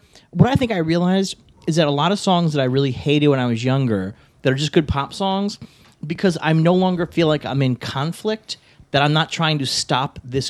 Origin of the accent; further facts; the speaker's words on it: New York City, New York, United States; Growing up in New York City when I grew up